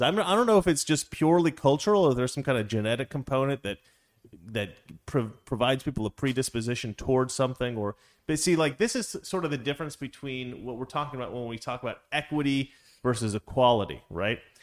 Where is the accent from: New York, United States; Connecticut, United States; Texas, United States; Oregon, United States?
Oregon, United States; now I'm from Oregon.